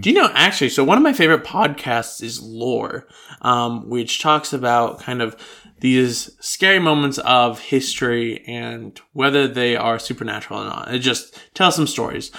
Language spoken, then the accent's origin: English; United States; now in Australia; I grew up in the United States